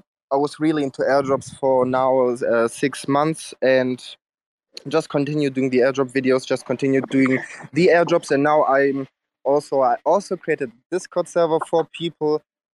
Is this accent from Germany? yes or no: yes; Germany; I'm from Germany